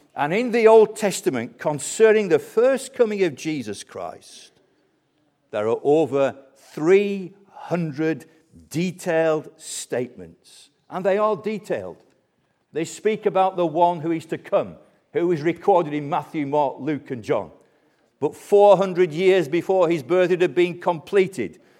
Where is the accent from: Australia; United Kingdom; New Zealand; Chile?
United Kingdom; Colne, North West England; I was born in Colne, Lancashire, near the famous footballing town of, of Burnley.